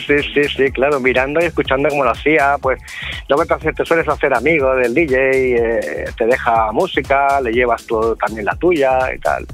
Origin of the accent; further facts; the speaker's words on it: Sant Feliu de Llobregat, Catalonia, Spain; una sala de mi pueblo, de San Felipe de Llobregat